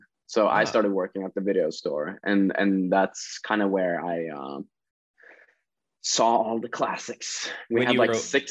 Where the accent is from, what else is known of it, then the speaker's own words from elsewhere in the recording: Sarpsborg, Østfold, Norway; Norway. So like an hour outside of Oslo in a smaller town.